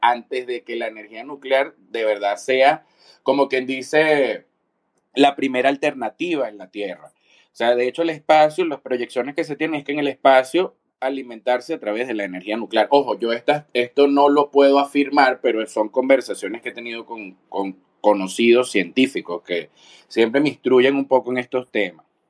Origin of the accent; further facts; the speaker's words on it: Venezuela; yo soy de Venezuela